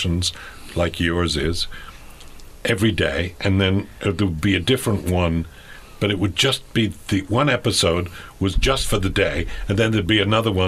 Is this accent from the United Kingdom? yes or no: yes; England, United Kingdom; moved away; I grew up in England.